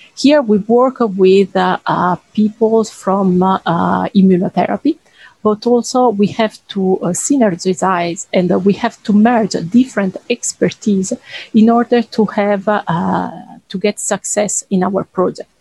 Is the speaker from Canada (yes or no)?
no; Italy; moved away as an adult; now in France; I'm from Italy.